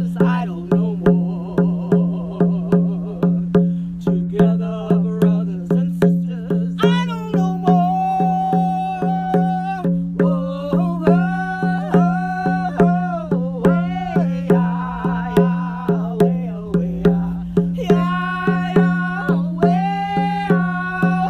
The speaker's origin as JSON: {"language": "English", "town": "Cahokia", "region": "Illinois", "country": "United States", "said": "I'm from Cahokia."}